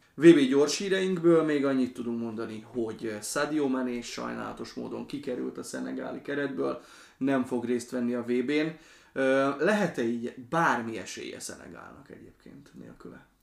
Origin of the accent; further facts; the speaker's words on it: Slovakia; moved away; én Szlovákiában nőttem föl